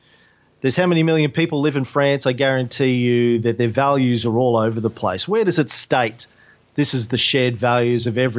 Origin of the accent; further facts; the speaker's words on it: Australia; as somebody born and raised in Australia